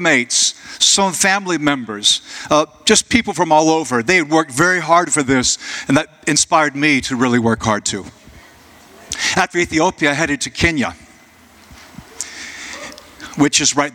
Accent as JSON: {"language": "English", "town": "Jacksonville", "country": "United States", "tie": "born or raised there", "said": "Jacksonville, my hometown"}